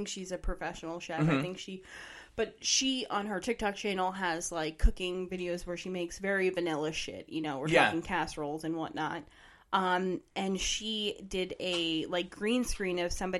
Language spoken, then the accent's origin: English; East Brunswick, New Jersey, United States; We grew up in East Brunswick